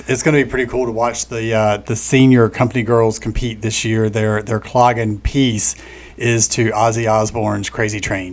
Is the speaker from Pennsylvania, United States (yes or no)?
no; Richlands, North Carolina, United States; moved away as an adult; now in Wilmington, United States; born and raised in Onslow County. Always had ties to to Wilmington from a, a, small little farming community up north called Richlands